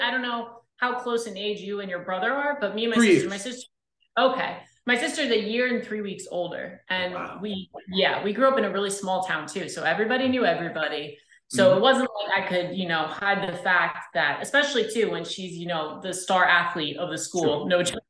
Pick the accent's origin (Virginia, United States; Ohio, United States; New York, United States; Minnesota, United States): New York, United States; Long Island; moved away; It's a great place. I definitely miss it, but my family still lives out there, so I still get to go and see it.